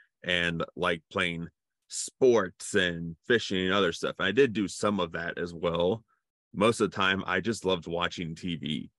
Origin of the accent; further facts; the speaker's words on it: Cincinnati, Ohio, United States; also born or lived in North Carolina; So technically I was born in North Carolina, but I lived most of my life here in Cincinnati.